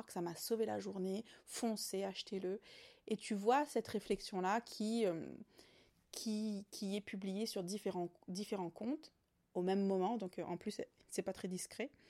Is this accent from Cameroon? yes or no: no; Réunion, France; Je suis réunionnaise, maman allaitante engagée.